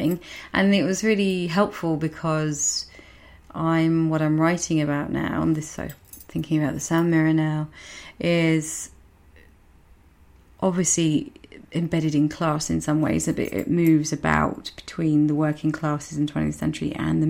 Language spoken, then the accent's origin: English; Medway, South East England, United Kingdom; accent: Medway; my very Medway accent